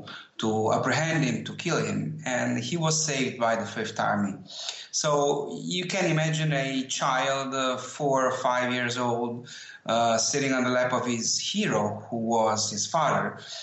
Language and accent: English; Rome, Lazio, Italy; So, you know, I live in Rome. I was born and raised in Rome.